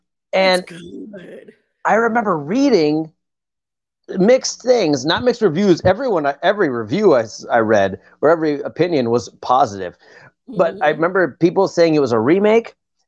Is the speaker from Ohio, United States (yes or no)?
yes; Ohio, United States; then I grew up in Ohio, so tornadoes were very fucking real